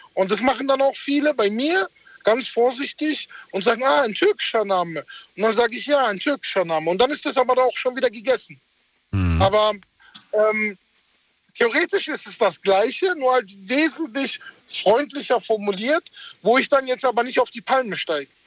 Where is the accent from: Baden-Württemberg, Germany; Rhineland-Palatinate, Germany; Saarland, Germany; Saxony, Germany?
Baden-Württemberg, Germany; Karlsruhe; first language German; ich bin hier geboren und aufgewachsen in Deutschland